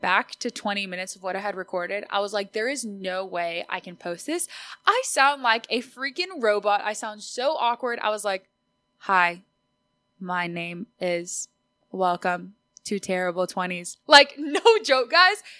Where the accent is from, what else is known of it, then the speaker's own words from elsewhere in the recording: Austin, Texas, United States; first language Spanish; English is a second language; I was born and raised in Austin, Texas